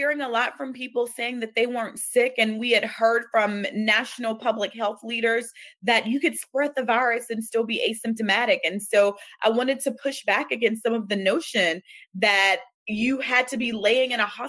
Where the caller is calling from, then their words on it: Atlanta, Georgia, United States; I am joining you from Atlanta, Georgia, in my home office